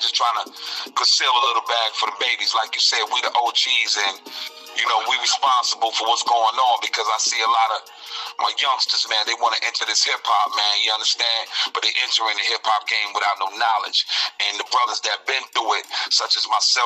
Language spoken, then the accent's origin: English; New York City, New York, United States; I'm from Brooklyn, New York, East New York.